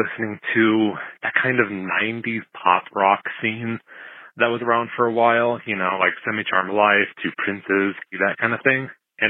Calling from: Pueblo, Colorado, United States; I'm calling from Pueblo, Colorado

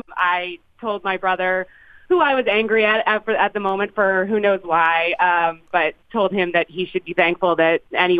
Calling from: Philadelphia, Pennsylvania, United States; I'm calling from Philadelphia.

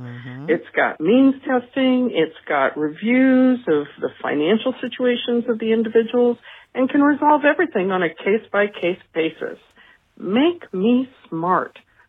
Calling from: Toledo, Ohio, United States; I'm calling from Toledo.

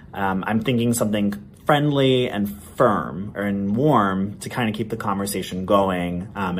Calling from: Boston, Massachusetts, United States; I'm calling from Boston, Massachusetts. I'm 28 years old. As a gay, multiracial, that's white and South Asian man

